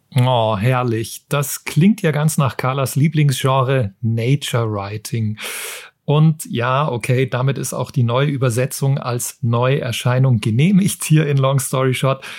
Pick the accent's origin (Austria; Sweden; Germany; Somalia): Germany; bei uns in Deutschland